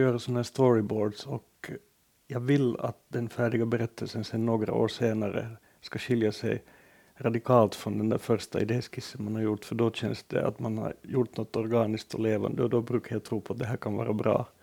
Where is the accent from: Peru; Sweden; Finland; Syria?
Finland; Jag betraktas äh, hemma i Finland som en, ändå på något sätt som en ganska gediget borgerlig författare